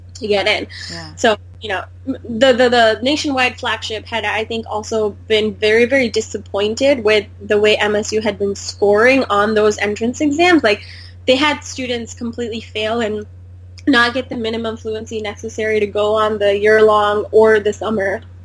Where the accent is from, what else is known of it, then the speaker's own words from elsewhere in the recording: Michigan, United States; also born or lived in India; I was born in India, but I grew up in America